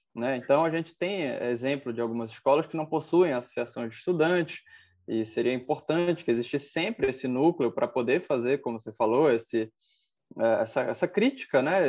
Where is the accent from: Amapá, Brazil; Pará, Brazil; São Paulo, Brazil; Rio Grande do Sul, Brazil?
Pará, Brazil; Belém; Eu sou, sou de Belém do Pará, aqui na Amazônia